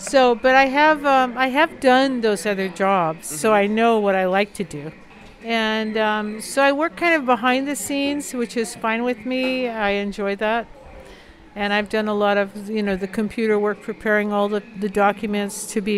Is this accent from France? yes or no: yes; France; moved away; And I grew up in France